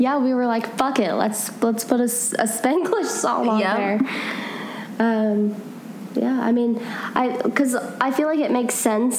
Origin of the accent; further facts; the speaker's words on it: United States; accent: American; don't make fun of my American accent.